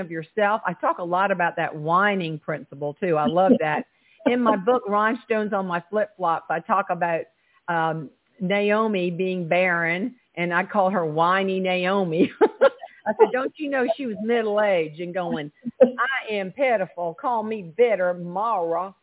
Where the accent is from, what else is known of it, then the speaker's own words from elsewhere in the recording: Charleston, South Carolina, United States; accent: twang; originally, I'm from Charleston, South Carolina, and my daddy was a tomato farmer